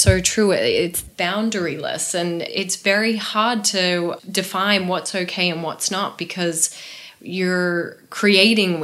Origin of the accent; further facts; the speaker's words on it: Australia; moved away as an adult; also born or lived in New York / London / Paris; I was from Australia and I was working in New York and London and Paris and all over the place